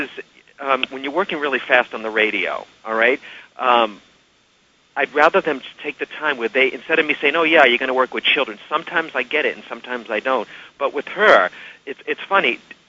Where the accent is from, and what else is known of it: Massachusetts, United States; born or raised there